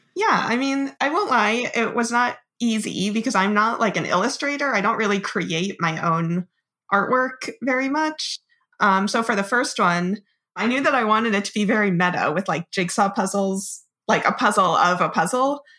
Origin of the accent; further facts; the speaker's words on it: Monmouth County, New Jersey, United States; I'm from Central Jersey, like Monmouth County